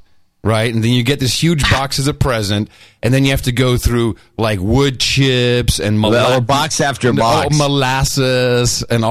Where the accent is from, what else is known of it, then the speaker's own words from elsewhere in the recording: United States; I'm from America